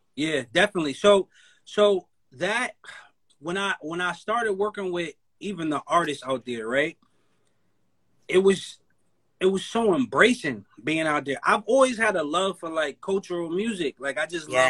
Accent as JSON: {"language": "English", "region": "Connecticut", "country": "United States", "said": "I'm from Connecticut. That's where I'm from"}